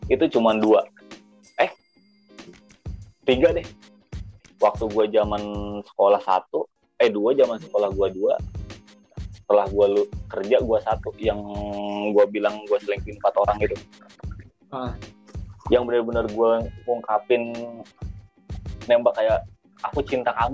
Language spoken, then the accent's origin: Indonesian; Jakarta, Indonesia; dia di kampung gue di Jakarta